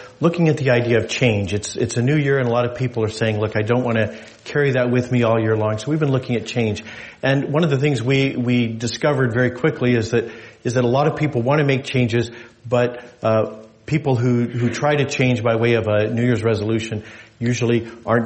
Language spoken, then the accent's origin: English; New Mexico, United States; now in Alaska, United States; I grew up in New Mexico